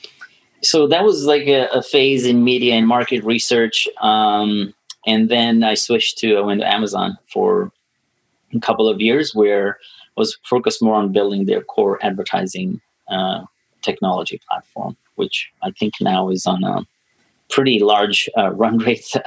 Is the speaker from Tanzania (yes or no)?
yes; Tanzania; moved away; I'm born and raised in Tanzania